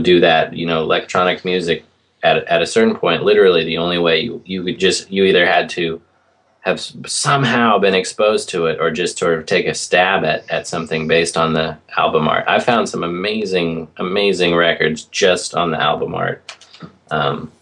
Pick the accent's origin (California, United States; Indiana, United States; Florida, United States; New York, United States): California, United States; Berkeley; I grew up in the Bay Area in Berkeley